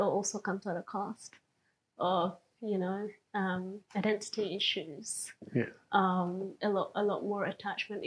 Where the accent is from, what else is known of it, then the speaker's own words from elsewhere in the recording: Dunsborough, Western Australia, Australia; growing up in Dunsborough. We're majority a Caucasian Australian